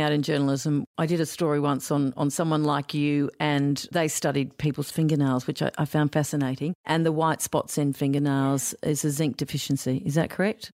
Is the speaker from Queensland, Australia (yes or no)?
yes; Queensland, Australia; I grew up in Queensland